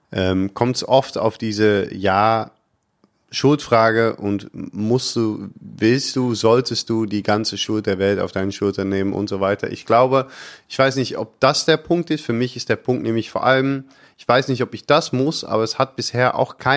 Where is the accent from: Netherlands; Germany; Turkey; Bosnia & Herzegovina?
Netherlands; Ich weiß nicht, ob ich da als Holländer so viel besser ankomme.